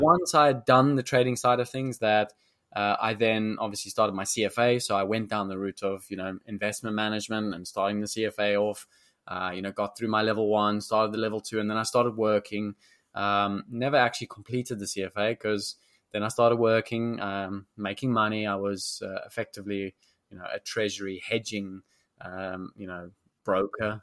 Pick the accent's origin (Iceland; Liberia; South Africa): South Africa; moved away as an adult; also born or lived in London; South Africans, we are very naturally confident